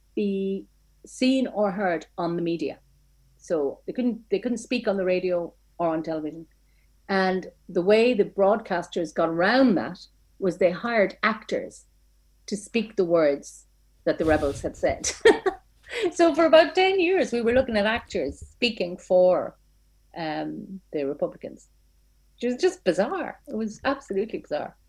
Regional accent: Ireland; I never left my hometown

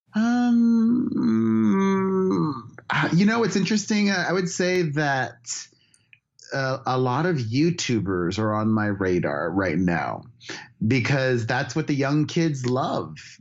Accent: United States; as an American

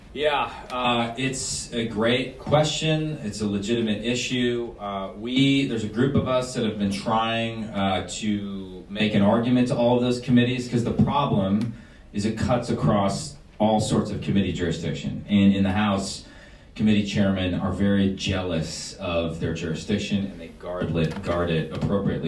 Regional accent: Wisconsin, United States; we're, we're from Wisconsin

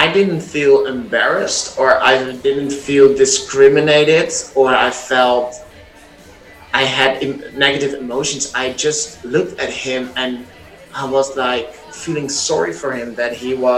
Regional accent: Netherlands; English is a second language; also born or lived in Amsterdam; I've been born and raised in the Netherlands

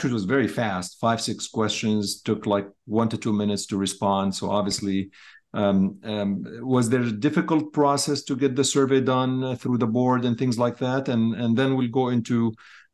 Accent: Chicago, Illinois, United States; I'm from Chicago.

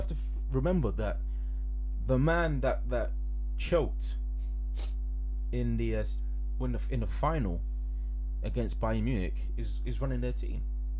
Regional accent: England, United Kingdom; because we're English

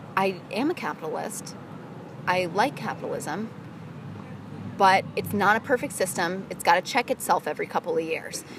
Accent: Midwest, United States; I come from the Midwest

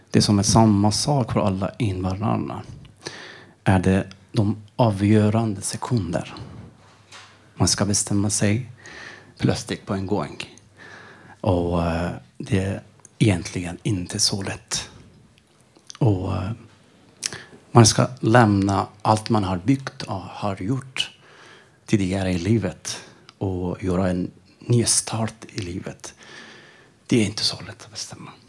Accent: Iran; Swedish is a second language; moved away as an adult; also born or lived in Sköndal, Stockholm, Sweden; now in Stockholm, Sweden; Jag kommer ifrån Iran. Jag har varit nästan tre år här i Sverige.

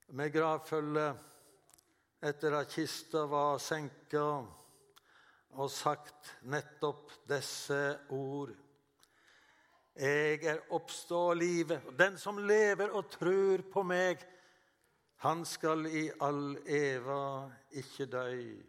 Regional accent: Western Norway, Norway; moved away as an adult; also born or lived in Oslo; jeg kommer jo fra Vestlandet

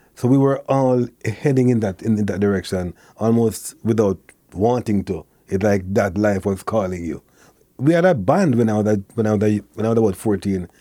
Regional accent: Kingston, Jamaica; born or raised there

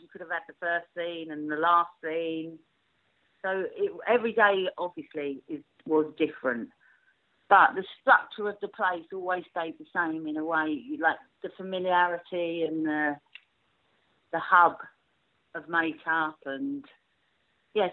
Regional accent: London, United Kingdom; accent: Cockney; being a Cockney

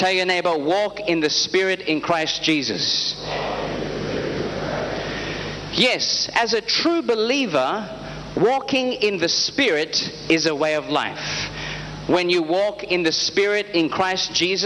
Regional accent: Australia; I am an evangelist under Prophet T.B. Joshua, and I am from Australia

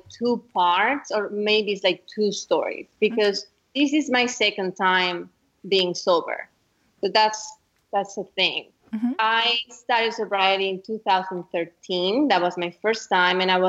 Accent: Mexico; now in Austin, United States; I'm from Mexico.

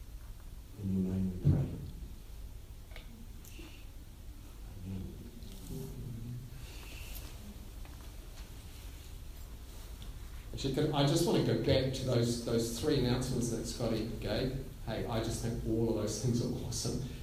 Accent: Gisborne, New Zealand; I grew up in Gisborne

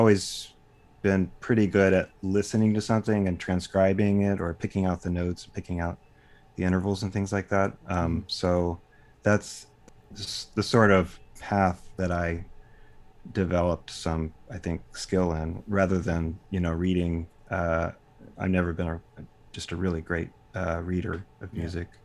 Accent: Dallas, Texas, United States; also born or lived in Austin, Texas; I grew up in Dallas, Texas

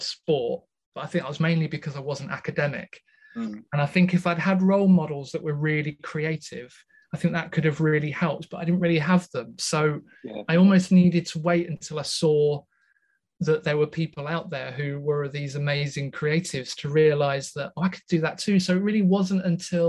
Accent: just outside Scunthorpe, Yorkshire and the Humber, United Kingdom; I was raised in the wonderful north, just outside Scunthorpe

